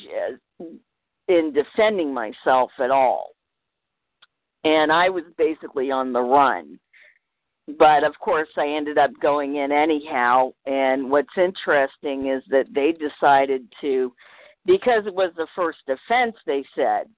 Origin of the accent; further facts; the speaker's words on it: Virginia, United States; both of my parents are New Englanders, although I was raised in Virginia